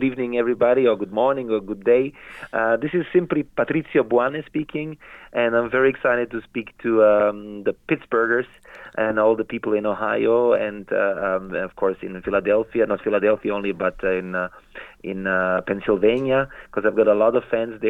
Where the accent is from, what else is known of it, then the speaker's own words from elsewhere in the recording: Vienna, Austria; also born or lived in Naples, Italy; I was born in Vienna, but I was raised, my first 6 years of my life, I lived in Naples. Then I went back to school in Vienna, in Austria, in the heart of Europe. My parents came to Vienna for so many reasons, like all many other people, for better working opportunities